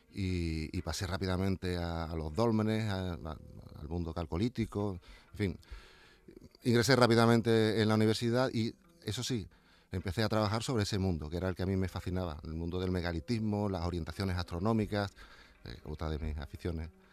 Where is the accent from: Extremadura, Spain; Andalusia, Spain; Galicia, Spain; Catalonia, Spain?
Extremadura, Spain; Llerena; now in Seville, Spain; Yo ya con 14 años estaba excavando en, en mi pueblo, en Llerena, en Badajoz.